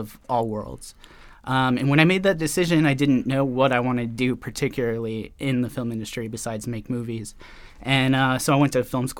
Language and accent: English; Colorado, United States; I grew up in Colorado